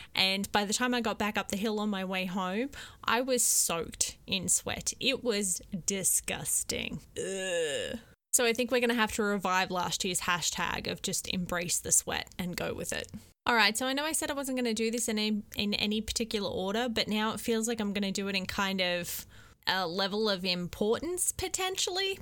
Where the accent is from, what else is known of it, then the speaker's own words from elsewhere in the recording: Queensland, Australia; also born or lived in Korea; now in South Korea; I'm from Queensland, we live in Korea